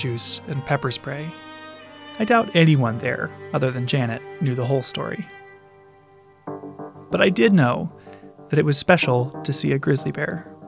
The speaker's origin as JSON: {"language": "English", "town": "Columbus", "region": "Ohio", "country": "United States", "tie": "born or raised there", "said": "I grew up in Columbus and spent a lot of time as a kid at the Columbus Zoo"}